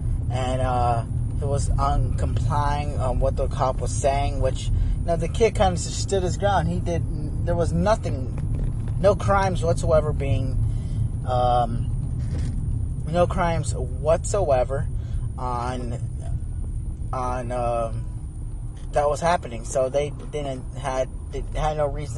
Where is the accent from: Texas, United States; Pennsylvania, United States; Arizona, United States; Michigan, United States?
Arizona, United States; I'm from Arizona